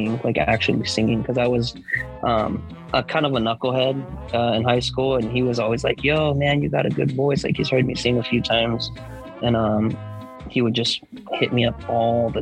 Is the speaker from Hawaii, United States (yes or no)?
yes; Hawaii, United States; moved away; I'm from Hawaii